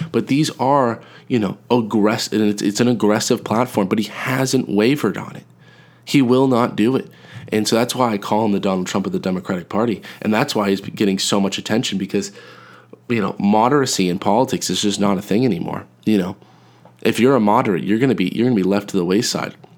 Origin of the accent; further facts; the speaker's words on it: New England, United States; I'm from New England